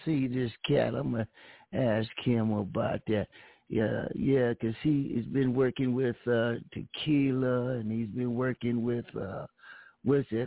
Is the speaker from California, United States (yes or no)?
yes; Pomona, California, United States; I'm from Pomona